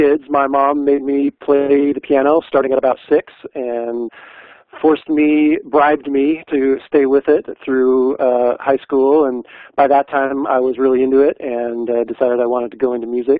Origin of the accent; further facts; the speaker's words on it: Midland, Michigan, United States; moved away as an adult; also born or lived in Nashville, Tennessee / Los Angeles, California; now in Auburn, United States; I grew up in Midland, Michigan. Lived there through college and then moved from there to Nashville, spent a few years in Nashville, then moved to L.A., spent 7 years in L.A., and then moved up here for the last 10.